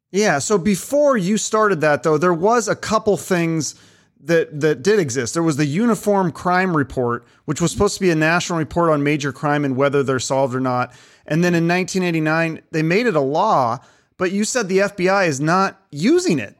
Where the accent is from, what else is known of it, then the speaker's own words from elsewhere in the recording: Seattle, Washington, United States; I'm from Seattle, I grew up in Seattle